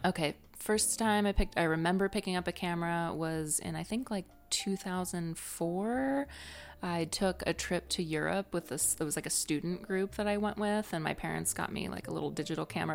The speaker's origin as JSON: {"language": "English", "region": "Northwest Ohio", "country": "United States", "also_born_or_lived": "San Francisco", "moved": "yes", "lives_now": "Savannah, United States", "said": "where I'm from is a small town in Northwest Ohio"}